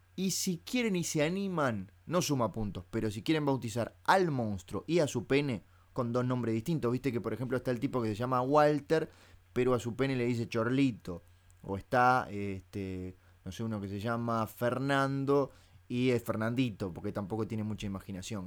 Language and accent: Spanish; Uruguay; yo soy uruguayo. Y como buen uruguayo